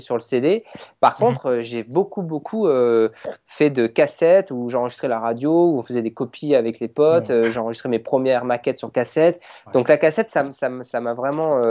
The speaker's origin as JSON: {"language": "French", "country": "France", "said": "on est français, c'est, on est fiers de l'être"}